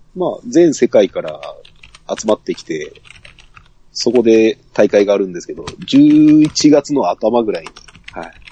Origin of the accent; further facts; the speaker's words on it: Saga, Japan; 生まれも育ちも佐賀県ですね